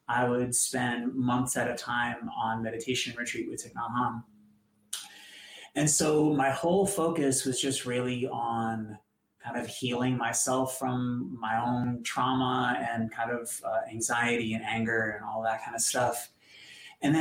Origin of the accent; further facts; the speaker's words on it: Boston, Massachusetts, United States; I grew up in Boston